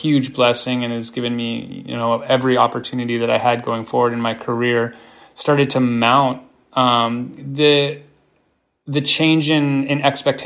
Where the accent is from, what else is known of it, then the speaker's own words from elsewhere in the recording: Palo Alto, California, United States; moved away as an adult; also born or lived in Los Angeles / Washington, D.C.; I'm from the San Francisco Bay Area. I grew up in Palo Alto, and I spent the majority of my professional career in Los Angeles